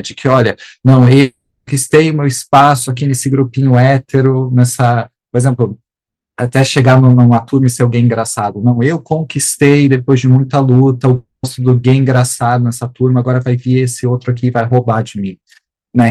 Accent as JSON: {"language": "Portuguese", "region": "South Region", "country": "Brazil", "said": "Eu sou, eu sou do Sul"}